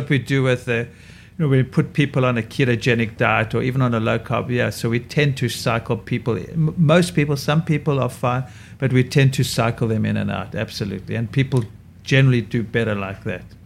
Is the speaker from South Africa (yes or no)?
yes; South Africa; now in New York, United States; my skin is damaged from growing up in South Africa and having too much sun.